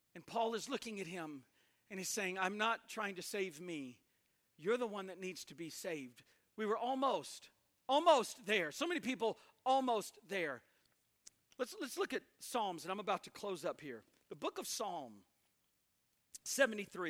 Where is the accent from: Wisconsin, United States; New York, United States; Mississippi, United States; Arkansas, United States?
Mississippi, United States; also born or lived in Tupelo, Mississippi / Alaska; I'm from Mississippi, it's the Bible Belt.